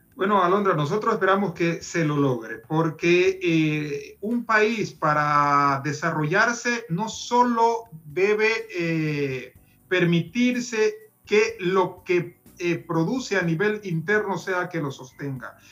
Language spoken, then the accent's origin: Spanish; Ecuador; no solo como presidente, sino como ciudadano ecuatoriano